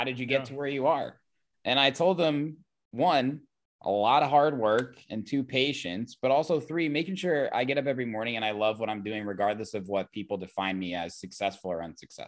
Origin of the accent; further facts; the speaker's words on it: Oakland, California, United States; I'm from Oakland. Music. This ain't San Fran, baby.